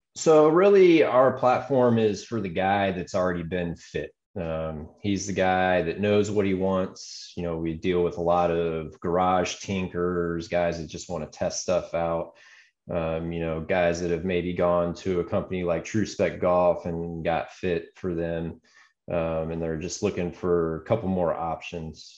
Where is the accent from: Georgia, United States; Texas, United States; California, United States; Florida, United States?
Georgia, United States; Atlanta; moved away; also born or lived in Arizona; I grew up out of just outside Atlanta and went to Arizona State University